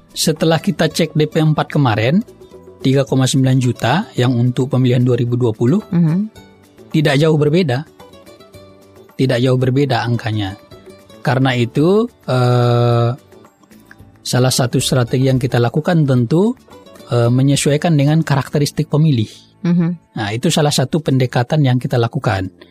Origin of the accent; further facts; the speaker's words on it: Kota Nopan, West Sumatra, Indonesia; Saya Kabupaten Pasaman.